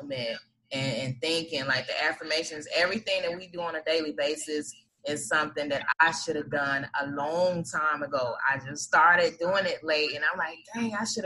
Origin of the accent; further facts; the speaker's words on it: Atlanta, Georgia, United States; I grew up on Bankhead too